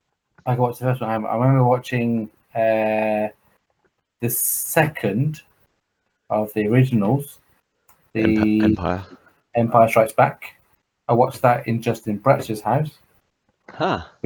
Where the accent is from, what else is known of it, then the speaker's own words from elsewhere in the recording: Croydon, London, United Kingdom; I'm an Indian from Croydon